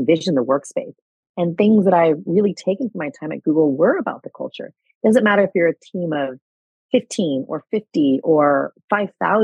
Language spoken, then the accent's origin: English; United States; also born or lived in California; now in New York, United States; by nature of my being American, I can live and work here